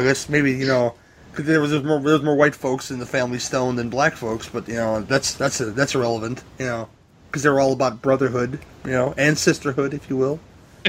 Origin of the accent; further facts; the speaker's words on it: Ireland; I'm Irish too, man, and I watch it every year.